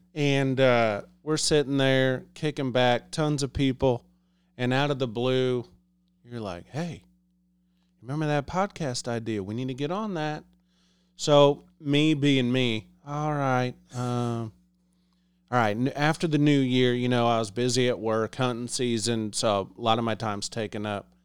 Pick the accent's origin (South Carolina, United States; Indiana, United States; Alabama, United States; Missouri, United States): Missouri, United States; Liberty; I'm from the Liberty, Kansas City area.